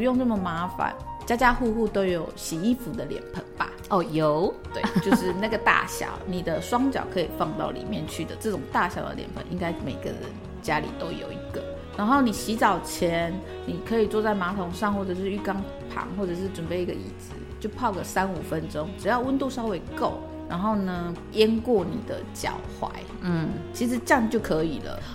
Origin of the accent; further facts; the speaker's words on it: Hualien, Hualien County, Taiwan; 我来自花莲，我曾经在美容媒体工作了半年，然后后来就到养生馆做了将近九年的时间，那目前是花莲这家店的店长